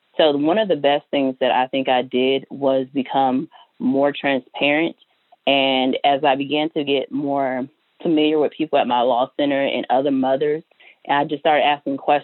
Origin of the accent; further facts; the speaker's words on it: Georgia, United States; moved away as an adult; now in Louisiana, United States; I'm from Georgia